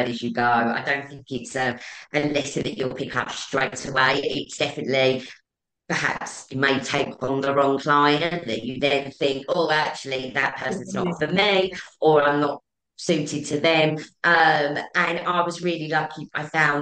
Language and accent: English; Essex, East of England, United Kingdom; I'm from Essex.